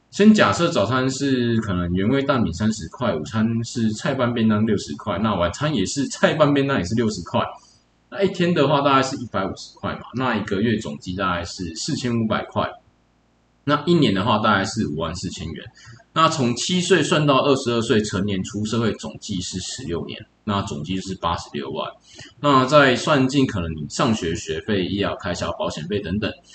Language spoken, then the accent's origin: Chinese; New Taipei, Taiwan; also born or lived in Changzhi, Pingtung; 从小在新北市这边做，呃，在新北市这边成长